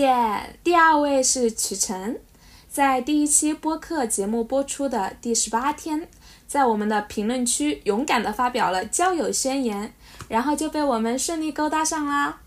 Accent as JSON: {"language": "Chinese", "region": "Hubei", "country": "China", "accent": "Hubei-accented Mandarin", "said": "请原谅我这个湖北塑料普通话"}